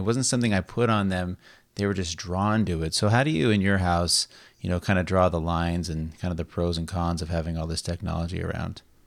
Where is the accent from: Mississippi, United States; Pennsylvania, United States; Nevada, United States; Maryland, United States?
Nevada, United States; Las Vegas; moved away as an adult; also born or lived in San Diego / Reno; now in Sacramento, United States; I was born and raised in Las Vegas as well. And I left when I, um, graduated high school.